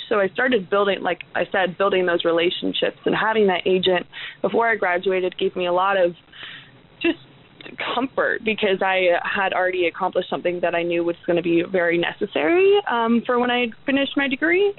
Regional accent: Portland, Oregon, United States; I'm from Portland, so it was a couple hours away.

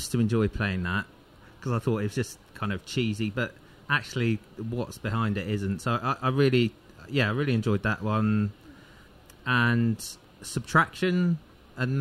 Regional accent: Devon, South West England, United Kingdom; accent: Devonian; moved away; my Devonian was coming out of my accent there, wasn't it? So originally from Devon

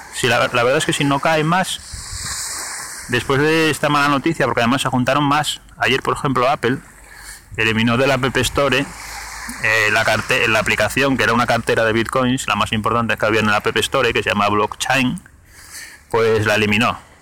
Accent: Gijón, Asturias, Spain; yo soy de Gijón

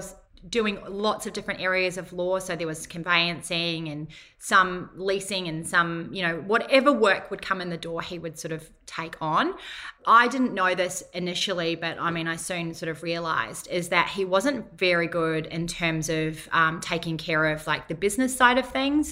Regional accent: Whangarei, Northland, New Zealand; moved away as an adult; now in Gold Coast, Australia; I'm from Whangarei, which is a little town 2 hours north of Auckland. It's fairly low socioeconomic area, I suppose. Not maybe so much now, but when I grew up

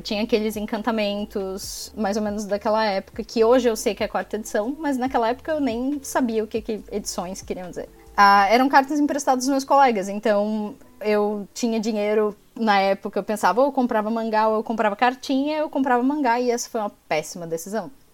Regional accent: Brasília, Federal District, Brazil; now in Florianópolis, Brazil; apesar de ser natural de Brasília, eu vivo em Florianópolis há uma parte da minha vida

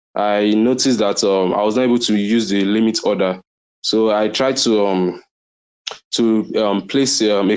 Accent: Nigeria; I'm from Nigeria

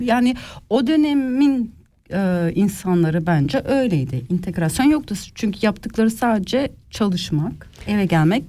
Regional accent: Switzerland; also born or lived in Ticino, Switzerland; Ben burada doğdum.

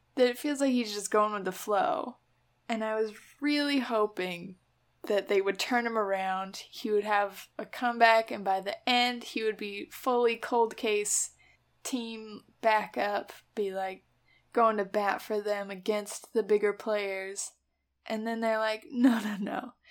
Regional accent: United States; as an American

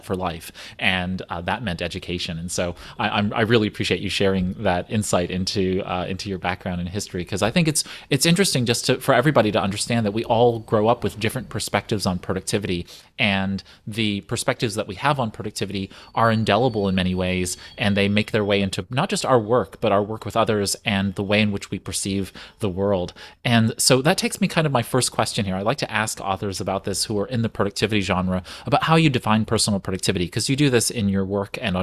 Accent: United States; an American with an Asian mother

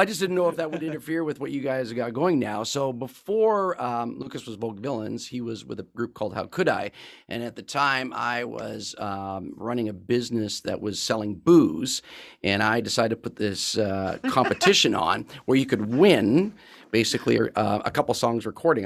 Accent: Qualicum Beach, British Columbia, Canada; I grew up in the island as well, I grew up in Qualicum Beach.

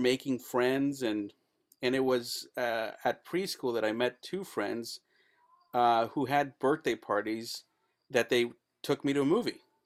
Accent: El Paso, Texas, United States; moved away as an adult; also born or lived in Los Angeles; I'm from El Paso. That stuff happens in my backyard all the time

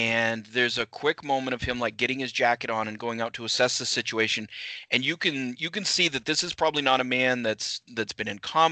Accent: Waterville, Maine, United States; I was born in Waterville

